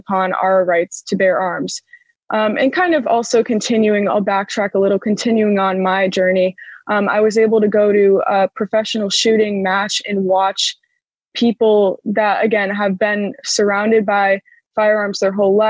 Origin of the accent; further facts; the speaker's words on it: Connecticut, United States; I grew up in Connecticut